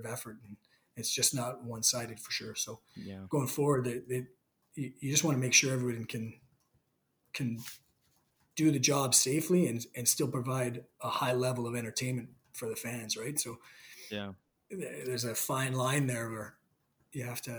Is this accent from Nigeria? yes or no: no; Canada; being Canadian